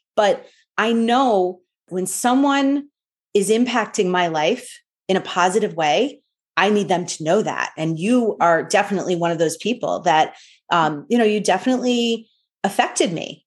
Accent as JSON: {"language": "English", "region": "New York", "country": "United States", "tie": "born or raised there", "said": "growing up in New York"}